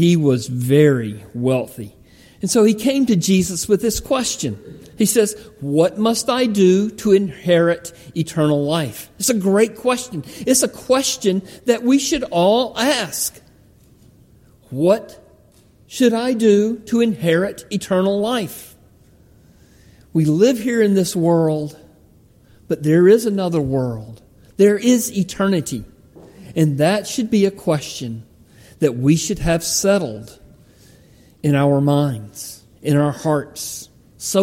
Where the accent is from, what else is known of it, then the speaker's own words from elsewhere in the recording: Palmetto, Georgia, United States; the church where I grew up in Palmetto, Georgia